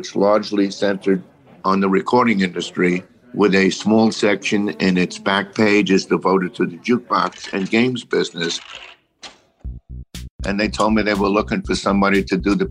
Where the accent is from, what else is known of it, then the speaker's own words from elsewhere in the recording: New York City, New York, United States; I come from the Bronx